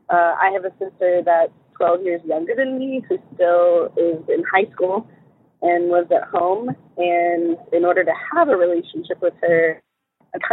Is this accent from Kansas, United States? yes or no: no; San Antonio, Texas, United States; I'm from San Antonio, Texas.